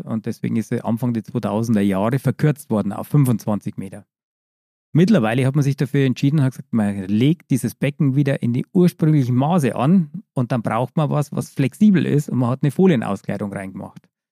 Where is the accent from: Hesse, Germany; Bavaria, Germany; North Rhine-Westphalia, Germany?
Bavaria, Germany; ich komme aus Bayern, wie man gehört hat.